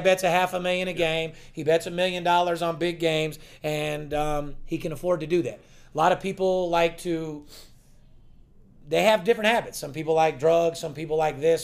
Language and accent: English; North Las Vegas, Nevada, United States; I'm born and raised in North Las Vegas